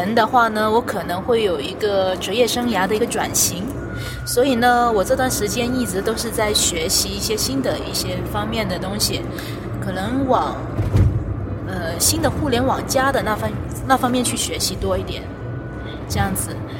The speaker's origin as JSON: {"language": "Chinese", "town": "Guangzhou", "region": "Guangdong", "country": "China", "tie": "born or raised there", "said": "我是土生土长的广州人吧。"}